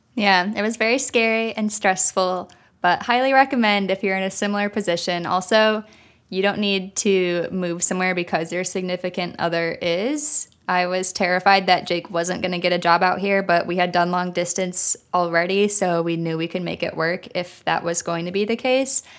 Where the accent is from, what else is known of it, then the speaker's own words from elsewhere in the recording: Illinois, United States; moved away as an adult; now in New York City, United States; I'm from Illinois